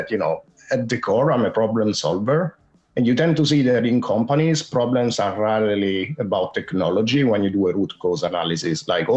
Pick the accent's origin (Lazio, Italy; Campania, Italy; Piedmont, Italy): Lazio, Italy; Rome; accent: Italian; English is a second language; moved away as an adult; now in London, United Kingdom; I'm based in London, and I'm originally from Rome in Italy.